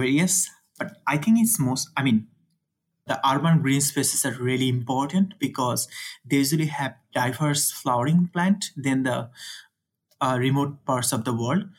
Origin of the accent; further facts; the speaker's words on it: Dhaka, Dhaka Division, Bangladesh; moved away as an adult; also born or lived in India; I'm originally from Bangladesh, but I was in a village, which is like several hundred kilometers from the city.